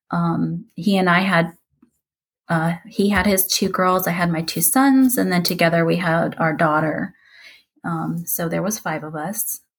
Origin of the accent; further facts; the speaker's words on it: Philippines; born there; We moved a lot when I was little. Um, I was born in the Philippines in 1977